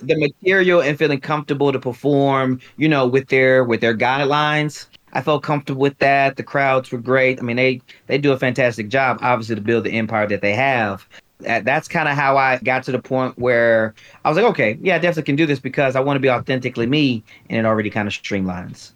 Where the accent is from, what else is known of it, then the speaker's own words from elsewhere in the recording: Louisiana, United States; moved away as an adult; now in Atlanta, United States; born, and I guess we'll say raised as a young man in Louisiana, okay. but I became a man, a husband, a father in Atlanta. Atlanta's home to me